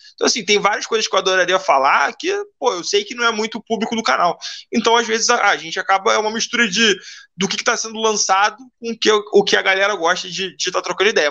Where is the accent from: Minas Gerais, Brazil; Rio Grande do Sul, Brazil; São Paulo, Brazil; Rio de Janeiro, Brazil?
Rio de Janeiro, Brazil; sou carioca